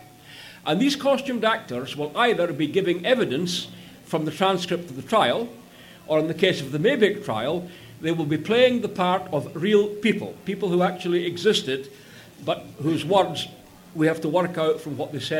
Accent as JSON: {"language": "English", "area": "Orkney Islands", "region": "Scotland", "country": "United Kingdom", "moved": "yes", "said": "I speak this funny way because I came from the Orkney Islands"}